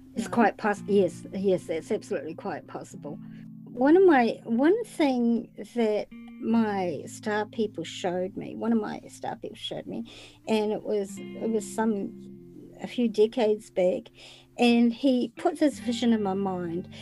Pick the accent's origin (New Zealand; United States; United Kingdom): New Zealand; I'm from New Zealand, which is way down in the South Pacific